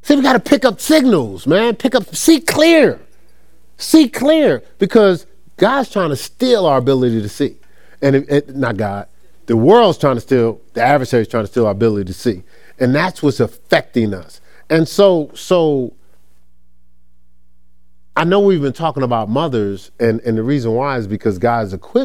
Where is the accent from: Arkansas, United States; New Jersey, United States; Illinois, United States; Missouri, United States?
New Jersey, United States; Newark; I came from Newark, New Jersey